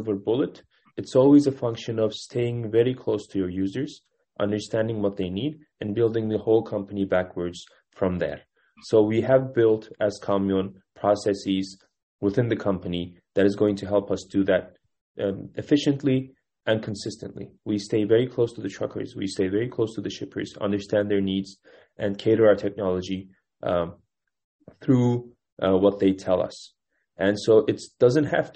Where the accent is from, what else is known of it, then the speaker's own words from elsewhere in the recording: Kütahya, Turkey; moved away as an adult; also born or lived in Istanbul, Turkey / Cambridge, Massachusetts, United States / New York, United States; I was born in Istanbul, but I grew up in a small rural city called Kütahya